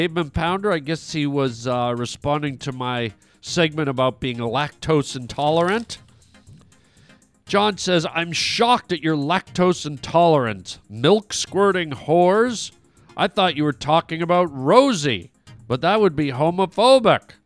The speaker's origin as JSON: {"language": "English", "country": "Canada", "moved": "yes", "lives_now": "United States", "said": "I haven't lived in Canada for many years. That's where I'm from"}